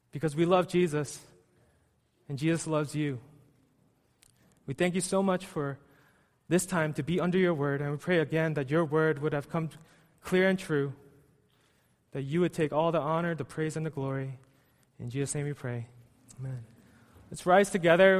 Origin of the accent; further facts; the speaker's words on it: United States; also born or lived in New York City; I was born and raised in the States